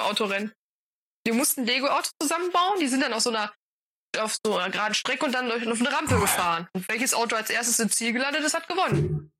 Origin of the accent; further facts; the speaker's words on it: North Rhine-Westphalia, Germany; Bei uns in NRW